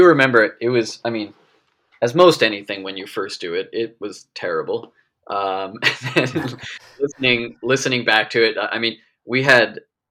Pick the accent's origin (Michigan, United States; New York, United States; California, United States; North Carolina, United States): New York, United States; West Hempstead; because I grew up in West Hempstead, so I wasn't too far.